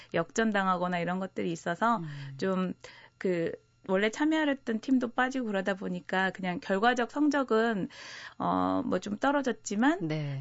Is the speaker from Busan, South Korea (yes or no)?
no; Daejeon, South Korea; 제가 또 고향이 대전이다 보니까